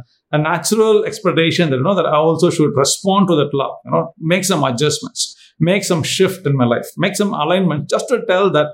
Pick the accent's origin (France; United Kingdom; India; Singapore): India; I'm from India.